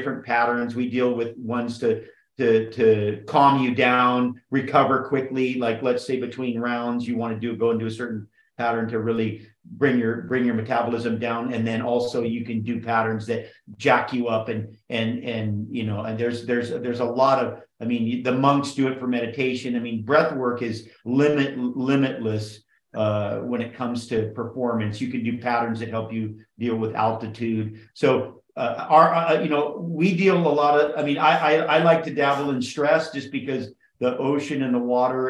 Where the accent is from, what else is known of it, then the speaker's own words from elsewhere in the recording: Kauai, Hawaii, United States; also born or lived in Oahu / Big Island / Maui / California; I grew up on Kauai. I lived on all the islands